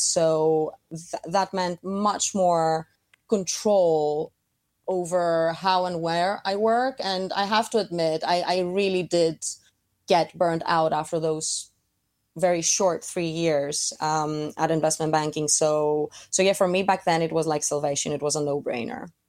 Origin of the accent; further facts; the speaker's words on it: Athens, Attica, Greece; moved away as an adult; also born or lived in Saint Petersburg, Russia / Milan, Italy; I was born in Saint Petersburg, but we very quickly moved to Athens, which is, um, where I grew up.